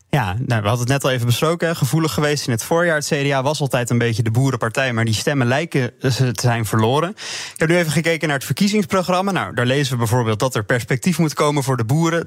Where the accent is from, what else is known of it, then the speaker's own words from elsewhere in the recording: Randstad, Netherlands; ik ben kom toevallig uit de Randstad, geboren en getogen